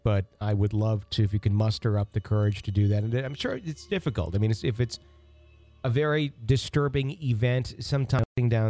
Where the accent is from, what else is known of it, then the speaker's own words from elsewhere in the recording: Louisville, Kentucky, United States; both my mother and I experienced while growing up in Louisville, Kentucky.